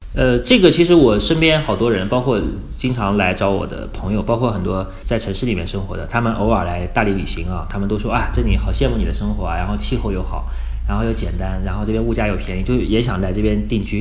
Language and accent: Chinese; Wuhu, Anhui, China; moved away as an adult; now in Dali, China; 我老家是安徽芜湖的